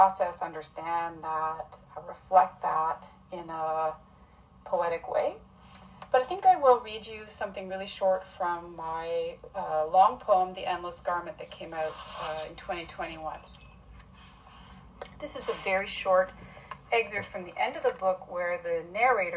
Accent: a small town in Ontario, Canada; now in Vancouver, Canada; I'm from a small town in Ontario

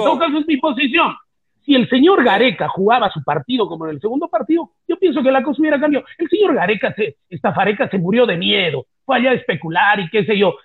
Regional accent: Peru; somos cholos, que somos mestizos, que somos trinchudos, que no tenemos barba, que somos patarrajada, eso somos los, los peruanos

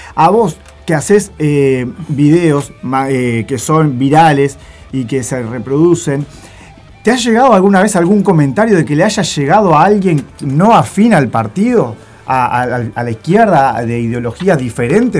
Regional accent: Juan Lacaze, Colonia, Uruguay; Soy de Juan casa y en Colonia

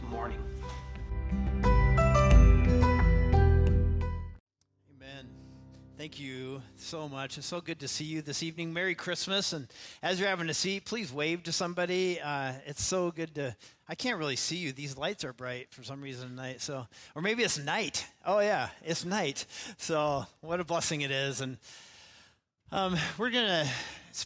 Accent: Idaho, United States; now in Seattle, United States; we grew up in Idaho

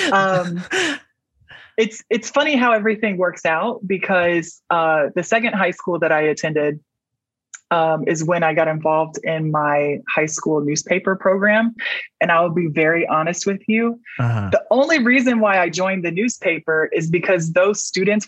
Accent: Atlanta, Georgia, United States; I grew up mostly in Metro Atlanta

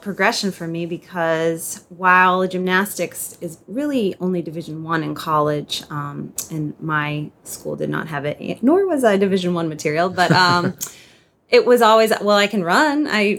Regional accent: Maynard, Massachusetts, United States; moved away as an adult; also born or lived in Vermont / Chicago, Illinois; now in Bradenton, United States; I am from Maynard, Massachusetts, which is about 30 miles west of Boston. I grew up there and went to college in Vermont, and upon graduating college, I moved out to Chicago, where I later met my husband, and his company moved us down

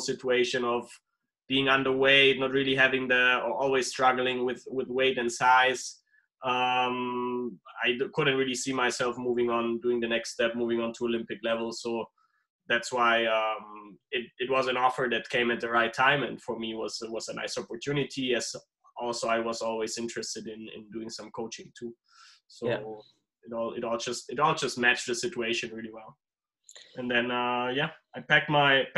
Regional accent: Germany; also born or lived in Dominican Republic; I'm originally from Germany

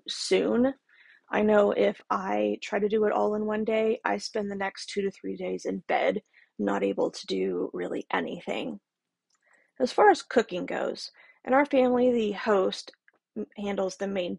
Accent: the South, United States; I'm from the South, so we've got that Southern hospitality

